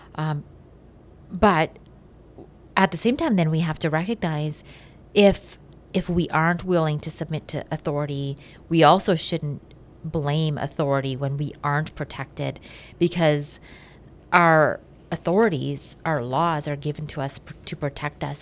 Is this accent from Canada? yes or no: yes; Canada; as Canadian citizens